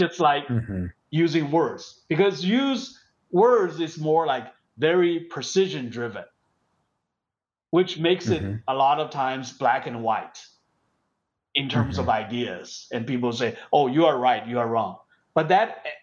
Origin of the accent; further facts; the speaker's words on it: China; moved away; when I grew up in China